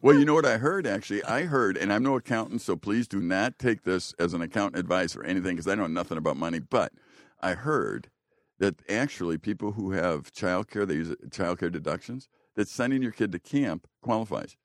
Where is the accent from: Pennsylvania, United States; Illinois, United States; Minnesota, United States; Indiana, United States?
Illinois, United States; Chicago; now in Green Bay, United States; I grew up in Chicago in the, in the very Polish neighborhood.